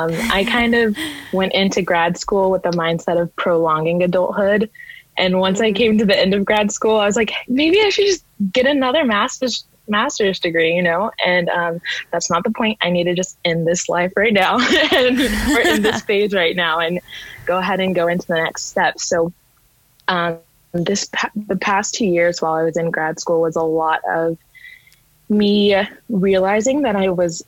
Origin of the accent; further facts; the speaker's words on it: Dallas, Texas, United States; I am from Dallas, Texas.